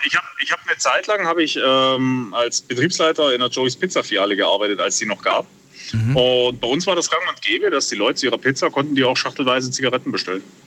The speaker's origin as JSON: {"language": "German", "town": "Bad Wildbad", "region": "Baden-Württemberg", "country": "Germany", "said": "ich komme aus Bad Wildbad"}